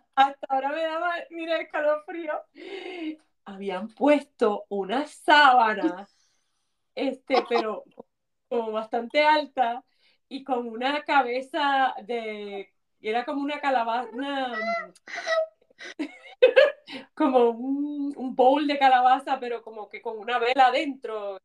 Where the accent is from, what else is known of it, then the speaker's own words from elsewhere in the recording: Puerto Rico; somos puertorriqueños